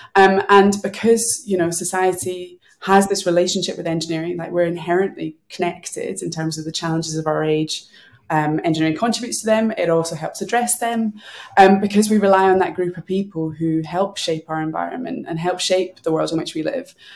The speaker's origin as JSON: {"language": "English", "town": "Glasgow", "region": "Scotland", "country": "United Kingdom", "moved": "yes", "lives_now": "London, United Kingdom", "said": "I'm a Glaswegian."}